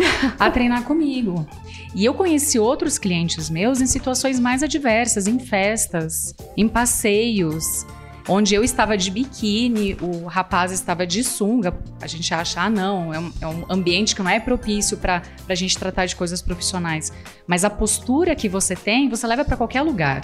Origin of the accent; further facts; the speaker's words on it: Chapecó, Santa Catarina, Brazil; moved away as an adult; now in São Paulo, Brazil; Eu sou natural de Chapecó, Santa Catarina.